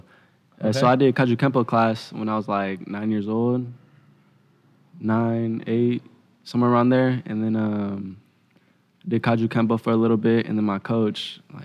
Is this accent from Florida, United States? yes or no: no; Antioch, California, United States; born or raised there; also born or lived in San Jose, California